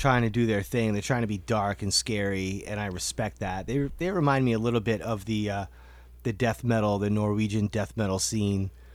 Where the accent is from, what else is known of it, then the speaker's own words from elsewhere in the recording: Portland, Maine, United States; we're from Portland, Maine